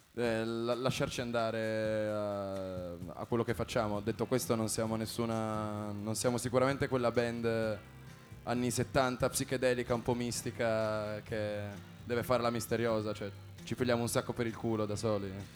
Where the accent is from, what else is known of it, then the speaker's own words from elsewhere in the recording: Turin, Piedmont, Italy; Noi veniamo tutti da Torino, quindi pianura padana sconfinata